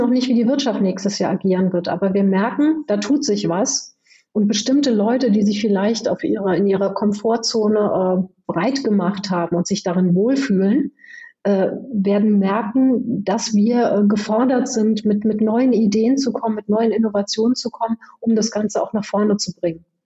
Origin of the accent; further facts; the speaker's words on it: Hesse, Germany; ich bin im Rheingau aufgewachsen und bin dort zur Weinlese gegangen